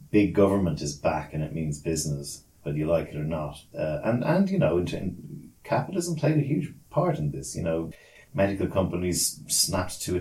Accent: Australia; like I lived in Australia, I am Australian.

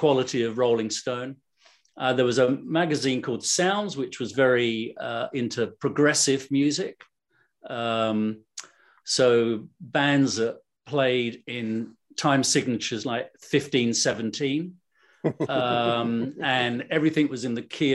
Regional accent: London, United Kingdom; I'm from London

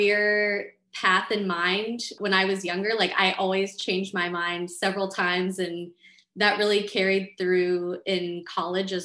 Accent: Florida, United States; moved away as an adult; also born or lived in Pittsburgh; I grew up in Florida.

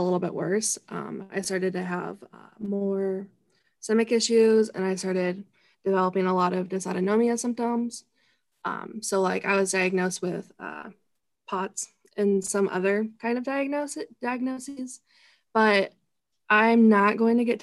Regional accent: Indiana, United States; I'm 19 years old and I'm from Indiana

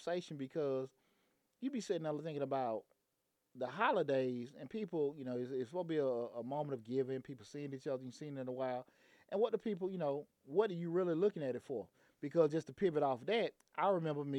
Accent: Atlanta, Georgia, United States; I grew up in Bankhead

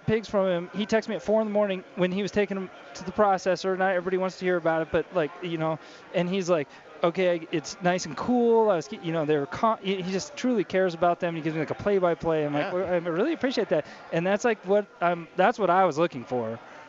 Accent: Denver, Colorado, United States; also born or lived in Gunnison, Colorado; I mean, I'm a Denver guy. I'm from Denver, but I lived out there for a long time.

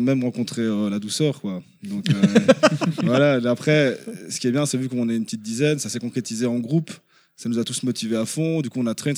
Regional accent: Brussels, Brussels-Capital Region, Belgium; De Bruxelles, en Belgique

